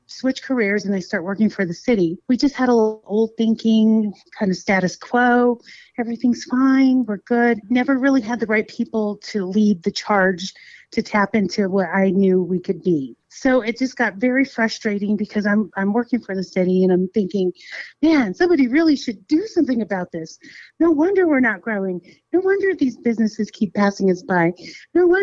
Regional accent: Winslow, Arizona, United States; also born or lived in Yuma, Arizona; Born and raised in Winslow, Arizona, left because, you know, we're a small community.

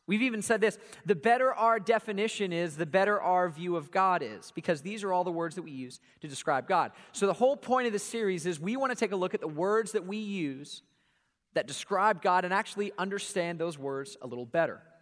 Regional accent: Atlanta, Georgia, United States; we grew up here in Atlanta, home of Coca-Cola

